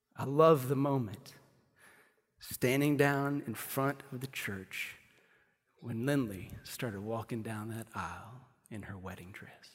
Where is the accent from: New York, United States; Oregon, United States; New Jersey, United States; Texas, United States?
Texas, United States; Amarillo; also born or lived in Kansas City, Missouri; I was born in Kansas City, Missouri. I lived there till I was nine